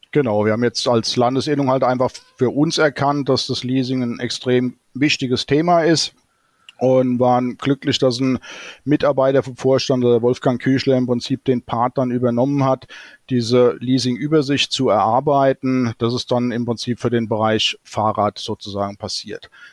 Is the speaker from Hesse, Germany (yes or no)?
yes; Hesse, Germany; bei uns in Hessen